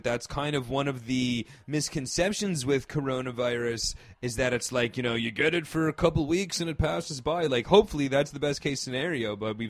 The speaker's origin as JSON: {"language": "English", "region": "outside of New York", "country": "United States", "tie": "born or raised there", "said": "growing up outside of New York when I was, I'd say probably like third grade or so."}